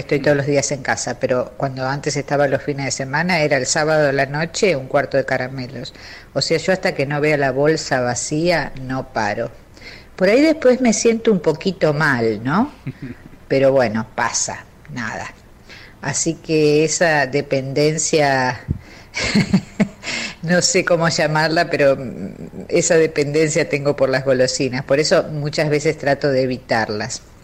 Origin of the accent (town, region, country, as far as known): Buenos Aires, Argentina; born or raised there; also born or lived in Hernandarias, Entre Ríos